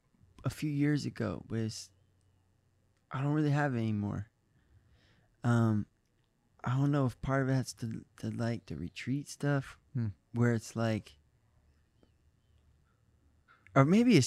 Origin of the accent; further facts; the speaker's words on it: Michigan, United States; Midwest. I'm from Michigan. I love Ohio.